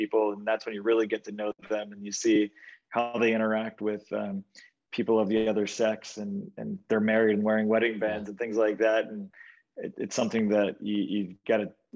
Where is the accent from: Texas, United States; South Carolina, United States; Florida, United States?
South Carolina, United States; Charleston; moved away as an adult; now in New York, United States; I grew up in Charleston, South Carolina